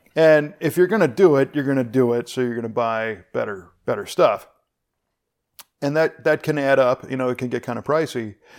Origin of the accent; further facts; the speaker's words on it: Chicago, Illinois, United States; I grew up in the Chicago area